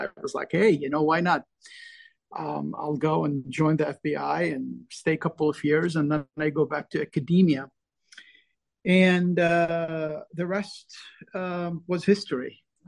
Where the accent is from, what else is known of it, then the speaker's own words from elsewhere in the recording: Lebanon; now in United States; I came from Lebanon, which was really suffering, during the Civil War. And I went to school in the U.S.